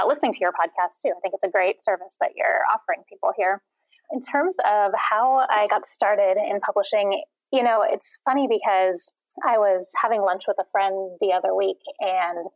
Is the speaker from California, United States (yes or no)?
yes; Northern California, United States; I'm from Northern California originally.